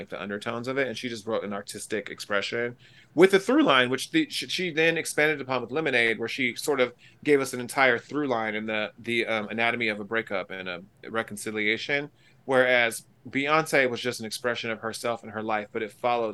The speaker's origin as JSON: {"language": "English", "region": "California", "country": "United States", "accent": "California", "moved": "yes", "lives_now": "New York, United States", "said": "I'm such a Californian and all my New York friends are like, you're still California. Especially like when I go home and I come back like with my California accent"}